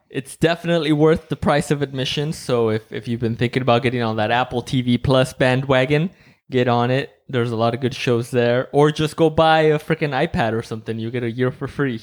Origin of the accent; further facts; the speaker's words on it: Mexico; now in United States; I grew up in Mexico and, like, I was, I was born in Mexico